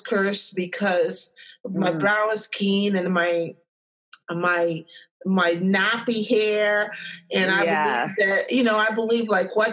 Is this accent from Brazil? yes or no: yes; Brazil; English is a second language; now in United States; I came from Brazil